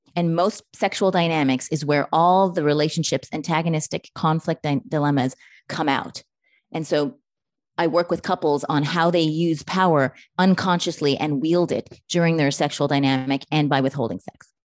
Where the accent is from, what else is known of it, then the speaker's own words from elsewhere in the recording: Canada; I'm Canadian